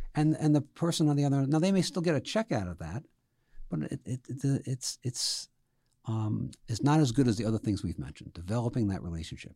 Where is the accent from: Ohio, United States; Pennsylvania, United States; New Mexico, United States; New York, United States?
New York, United States; New York City; moved away; I grew up in the Bronx